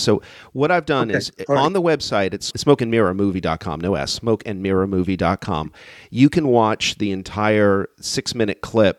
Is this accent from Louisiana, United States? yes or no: yes; New Orleans, Louisiana, United States; this is my home turf for those that don't know. I'm from New Orleans.